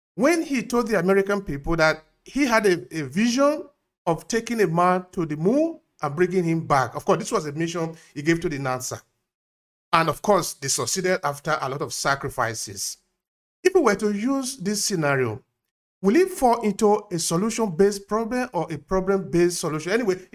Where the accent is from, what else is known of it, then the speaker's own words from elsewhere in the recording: Nigeria; I am from Nigeria